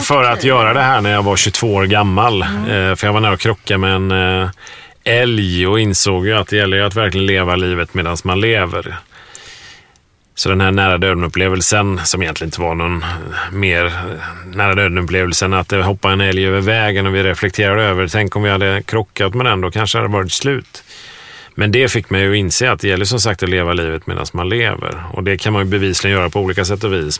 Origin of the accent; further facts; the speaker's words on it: Sweden; moved away; Det var här jag växte upp